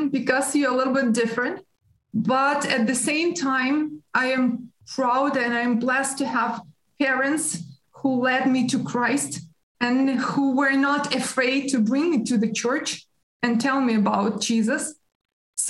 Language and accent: English; Ukraine; I was born in Soviet Union